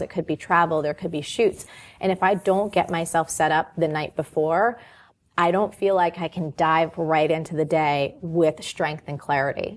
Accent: New Jersey, United States; I'm from New Jersey.

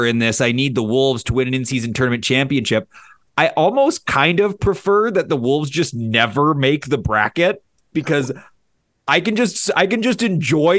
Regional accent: Blackduck, Minnesota, United States; I grew up in Black Duck, Minnesota

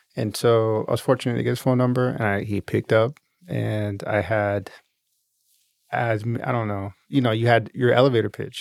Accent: Seattle, Washington, United States; moved away; we grew up in Seattle

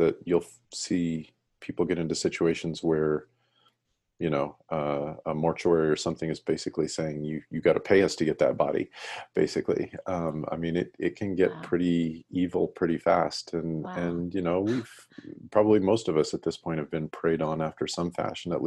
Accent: Colorado, United States; I grew up in Colorado

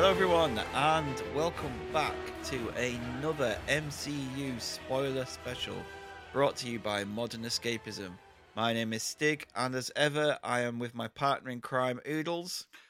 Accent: United Kingdom; There's a lot of isms that come from our country

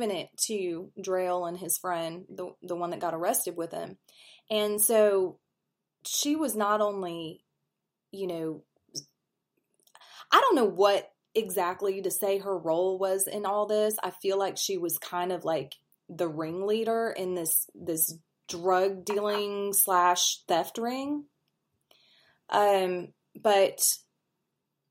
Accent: St. Joseph, Missouri, United States; moved away; I'm from St. Joe, Missouri, and that's how it was growing up.

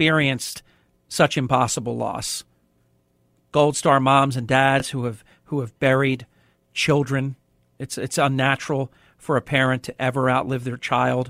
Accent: New Jersey, United States; my home state of New Jersey

